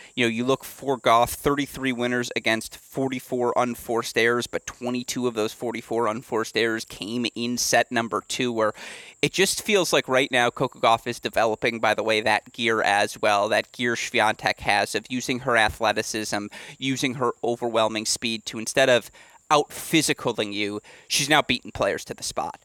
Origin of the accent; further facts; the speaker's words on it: Michigan, United States; my home state of Michigan